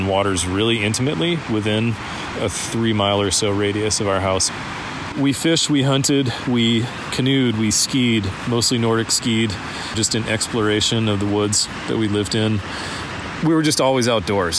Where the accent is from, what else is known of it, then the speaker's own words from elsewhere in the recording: northern Maine, United States; now in McCall, Idaho, United States; I grew up in northern Maine